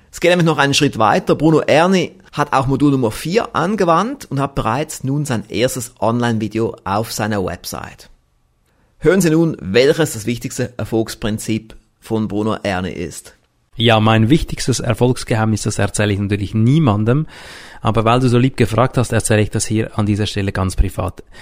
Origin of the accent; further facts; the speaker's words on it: Switzerland; Ja, Herr Professor Knoblauch, solche Sachen höre ich doch gerne als Schweizer mit einem Schweizer Unternehmen.